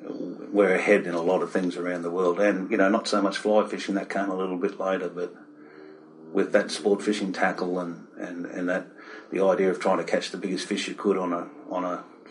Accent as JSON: {"language": "English", "region": "Victoria", "country": "Australia", "tie": "born or raised there", "also_born_or_lived": "Melbourne, Australia / Cairns, Australia", "moved": "as an adult", "lives_now": "Port Stephens, Australia", "said": "I was born in Victoria."}